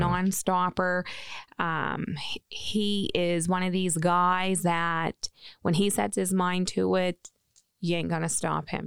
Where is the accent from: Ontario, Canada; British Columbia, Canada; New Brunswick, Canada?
New Brunswick, Canada; now in Maine, United States; I am from New Brunswick, Canada. I am a maritime girl